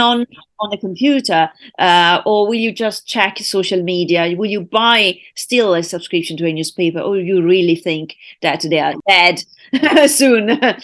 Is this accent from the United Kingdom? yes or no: yes; United Kingdom; now in Italy; my hometown, U K